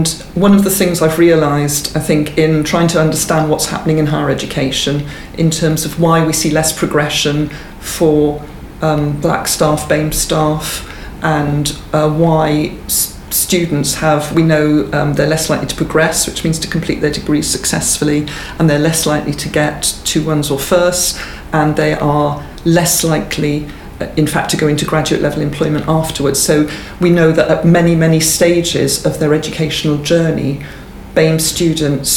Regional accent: Swansea, Wales, United Kingdom; I grew up in Swansea in South Wales.

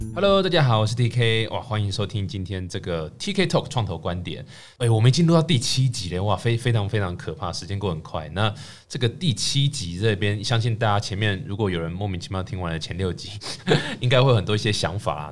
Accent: Taiwan; 我们都是台湾 长大的小孩子

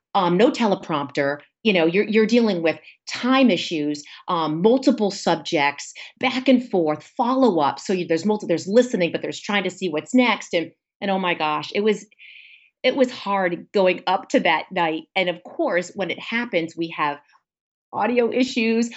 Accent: Warwick, Rhode Island, United States; I am from Warwick, Rhode Island, where I grew up.

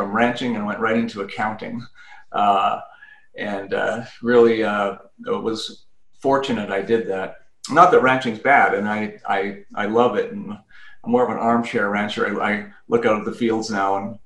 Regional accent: Canada; moved away as an adult; now in United States; I'm originally from Canada, and I had the Canadian version of a CPA up there. And I wanted to come down to the U.S.

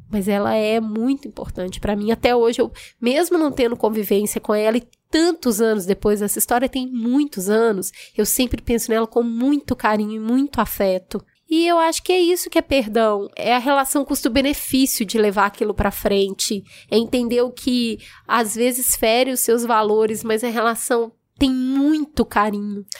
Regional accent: Belo Horizonte, Minas Gerais, Brazil; eu nasci num bairro muito humilde em Belo Horizonte

